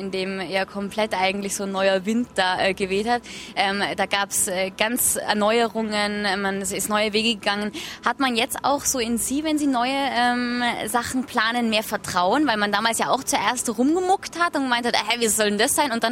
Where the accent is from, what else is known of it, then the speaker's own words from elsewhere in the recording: Tyrol, Austria; Also ich komme ja aus Tirol, äh, kennen Sie ja auch ganz gut äh, aus äh, der Vergangenheit.